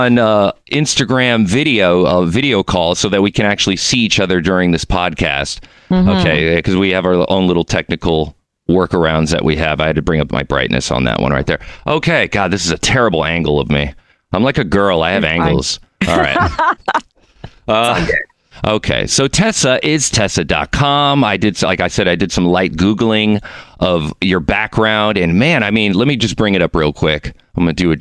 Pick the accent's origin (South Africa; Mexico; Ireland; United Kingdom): Mexico; Mexico City; I'm from Mexico City.